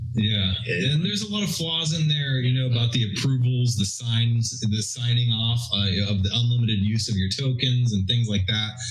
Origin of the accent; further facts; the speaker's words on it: Houston, Texas, United States; moved away; I'm from Houston